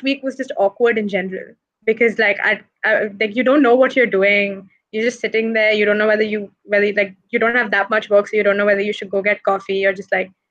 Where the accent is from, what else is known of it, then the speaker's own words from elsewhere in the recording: Madhya Pradesh, India; moved away; also born or lived in United States; my hometown, which is an MP.